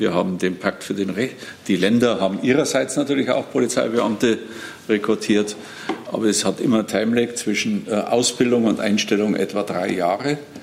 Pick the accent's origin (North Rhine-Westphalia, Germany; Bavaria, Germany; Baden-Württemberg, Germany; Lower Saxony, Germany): Bavaria, Germany; als Bayer